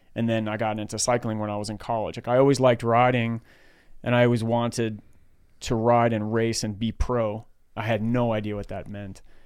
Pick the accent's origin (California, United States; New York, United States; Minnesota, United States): New York, United States; New York City; moved away as an adult; now in Menlo Park, United States; I grew up in Queens, New York